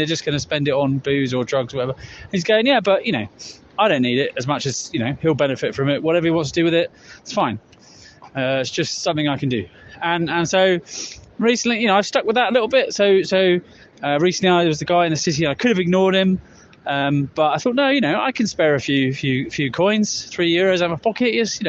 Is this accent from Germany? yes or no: no; Wickham, England, United Kingdom; in my hometown in England, in Wickham.